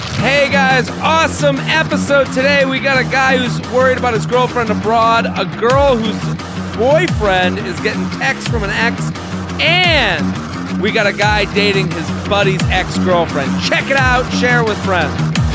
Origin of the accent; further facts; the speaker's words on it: Boston, Massachusetts, United States; moved away; I'm coming to Boston. I would love to see some happy faces in Boston. So that is my hometown.